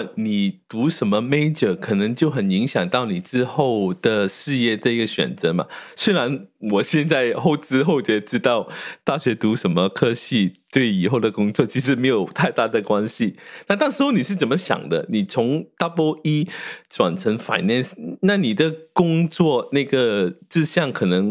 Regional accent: Malaysia; moved away as an adult; now in United States; 以我来说，你知道我在马来西亚长大、成长到成年才到美国。

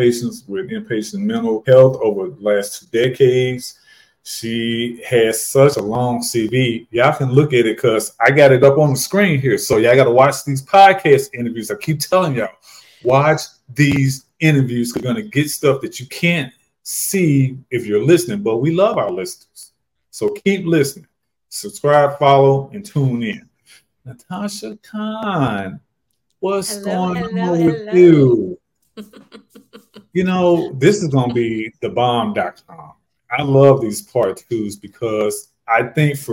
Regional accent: St. Louis, Missouri, United States; I retired as a COVID fire medic from my hometown of St. Louis, Missouri during the pandemic

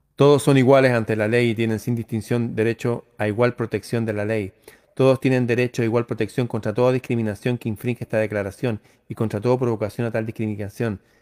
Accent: Chile

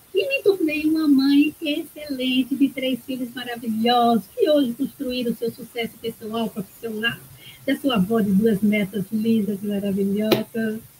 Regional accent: Ribeira do Pombal, Bahia, Brazil; Eu nasci numa aldeia onde tinha tribo de índios, de índios. Minha avó era índia e lá em Ribeira do Pombal, lá na Bahia

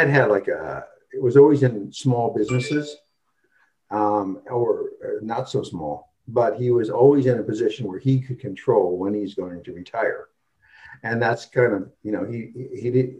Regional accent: Wisconsin, United States; now in Seattle, United States; I'm from Wisconsin

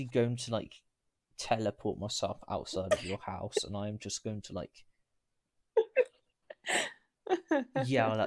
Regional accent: United Kingdom; I was a bit prideful of being British at that point.

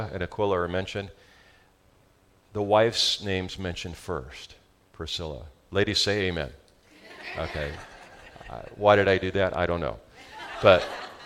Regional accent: Southern California, United States; accent: Southern California; That's my Southern California accent

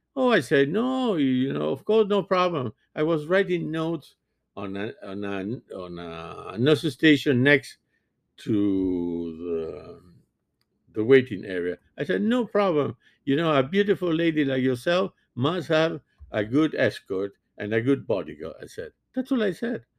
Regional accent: Montevideo, Uruguay; first language French; English is a second language; now in United States; born and raised in Montevideo

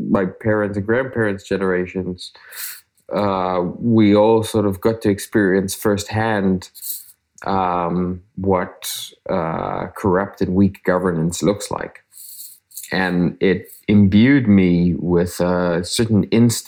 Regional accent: South Africa; I grew up in South Africa

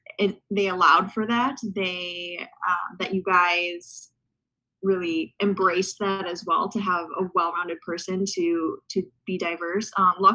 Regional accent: St. Cloud, Minnesota, United States; So I grew up in St. Cloud, Minnesota. I am a third generation Gusty.

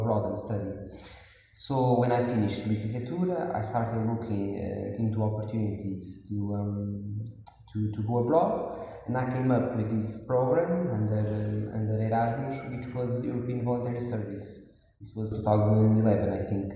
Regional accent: Porto, Norte, Portugal; I was born and grew in Porto, in Portugal

